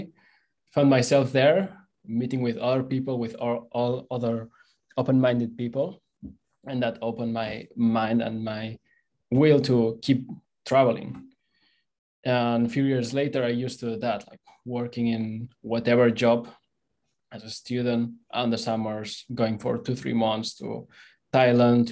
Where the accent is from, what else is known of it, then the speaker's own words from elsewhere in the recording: Barcelona, Catalonia, Spain; English is a second language; moved away as an adult; I'm originally from Barcelona